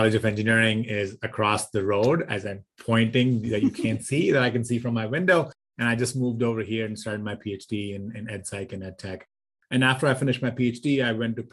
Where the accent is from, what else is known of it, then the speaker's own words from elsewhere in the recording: India; moved away as an adult; also born or lived in Michigan, United States; So I grew up in India. I did my bachelor's in India in electrical engineering